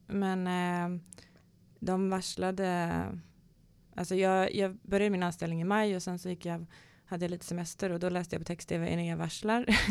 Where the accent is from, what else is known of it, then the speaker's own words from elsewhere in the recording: Kalmar, Kalmar County, Sweden; now in Stockholm, Sweden; jag är ju född i Kalmar eh, i en, fotbolls, en idrottsfamilj eh, och eh, speciellt fotboll. Min pappa var fotbollsspelare. Så är väl uppvuxen i en eh, spelarbörs